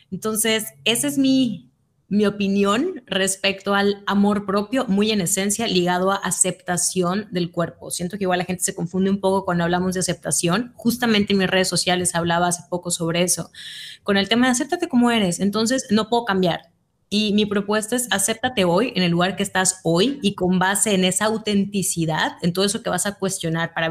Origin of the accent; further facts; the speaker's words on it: Mérida, Yucatán, Mexico; tengo 31 años, soy de Mérida, Yucatán, México.